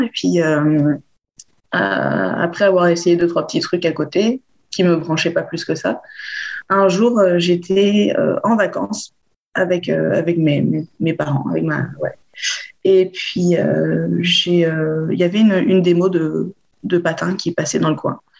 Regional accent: Bordeaux, Nouvelle-Aquitaine, France; Je suis originaire de Bordeaux.

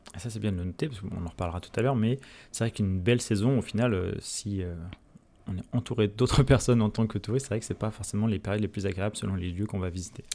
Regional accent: France; chez nous en France

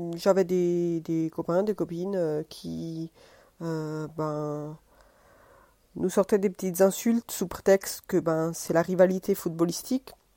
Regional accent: France; also born or lived in Italy (ancestry); now in Rome, Italy; je suis d'origine italienne. Je suis née en France

